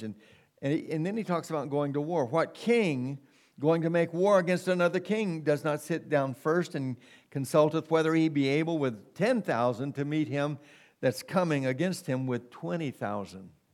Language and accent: English; United States; we've been born and bred in America